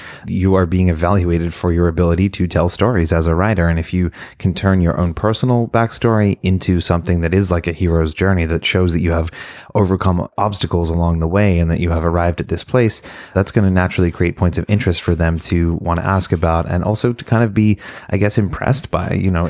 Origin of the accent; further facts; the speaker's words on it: Shepparton, Victoria, Australia; accent: Australian; Yeah, so I am originally from Australia, even though you might not hear it in my accent anymore. It's kind of disappeared, but it comes back when I'm around other Australians or I'm very drunk.